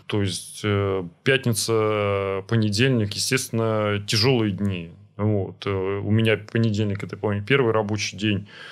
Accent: Saint Petersburg, Russia; Я вот вырос на Петроградце, в Петроградском районе

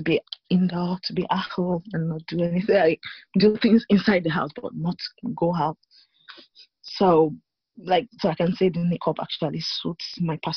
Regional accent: Nigeria; moved away as an adult; now in Rotherham, United Kingdom; I'm originally from Nigeria

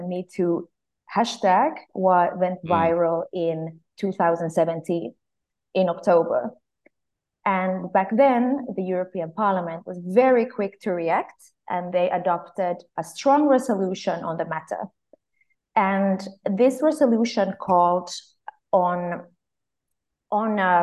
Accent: Finland; moved away as an adult; now in Brussels, Belgium; I come from Finland. I'm part of the Swedish-speaking minority in my country

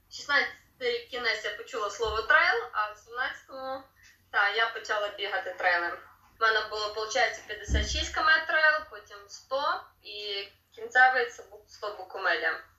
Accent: Lviv, Lviv Oblast, Ukraine; народилася живу у Львові

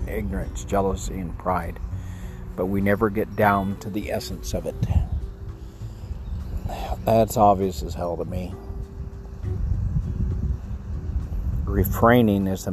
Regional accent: Texas, United States; I'm a Texan

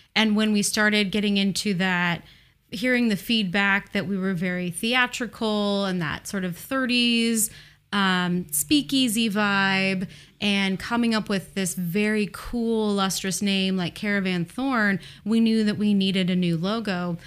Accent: Portland, Oregon, United States; Portland, Oregon

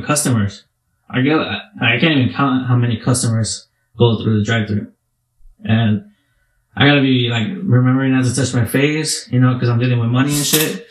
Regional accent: United States; we're American

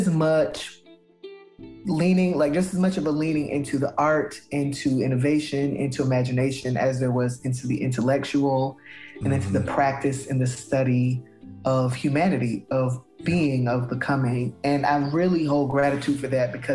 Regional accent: Palm Beach County, South Florida, United States; moved away; I grew up in South Florida in a very large county named Palm Beach County

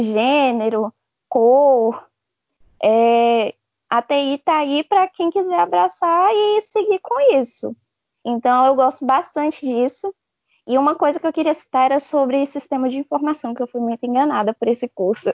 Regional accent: Formosa, Goiás, Brazil; Eu sou de Formosa, Goiás, do lado de Brasília

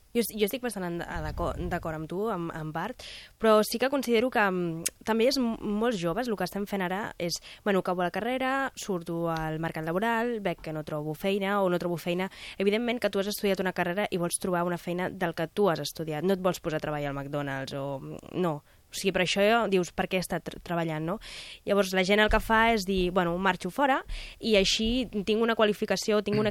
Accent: Lleida, Catalonia, Spain; jo sóc de Lleida

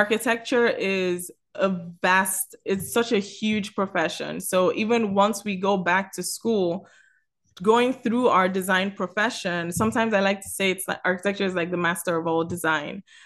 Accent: Lagos, Nigeria; also born or lived in Miami; now in Atlanta, United States; I'm originally from Lagos, Nigeria

